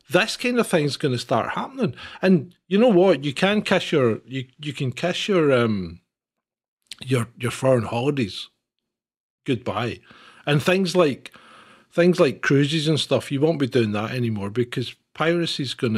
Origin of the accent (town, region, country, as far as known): Scotland, United Kingdom